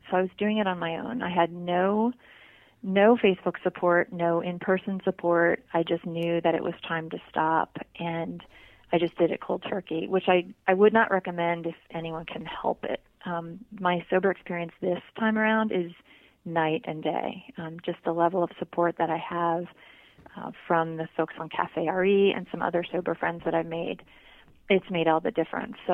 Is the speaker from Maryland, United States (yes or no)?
yes; Annapolis, Maryland, United States; also born or lived in Germany; I grew up in two places. I grew up just outside of Annapolis, Maryland, and also uh, on an Air Force base in Germany, where I started drinking, as a matter of fact.